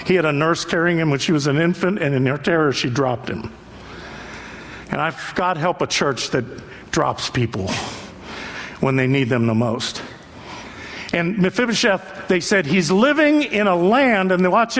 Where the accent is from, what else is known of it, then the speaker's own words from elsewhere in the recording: Youngstown, Ohio, United States; I grew up in Youngstown